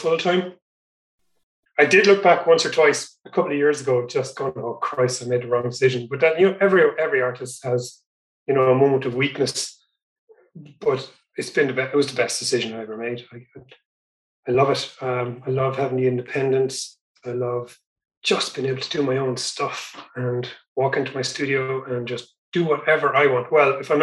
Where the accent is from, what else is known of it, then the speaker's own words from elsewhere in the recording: North Kerry, Munster, Ireland; I grew up in North Kerry